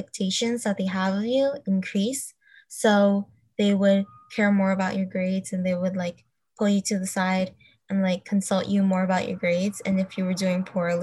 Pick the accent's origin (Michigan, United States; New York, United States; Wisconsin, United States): New York, United States; I'm from New York.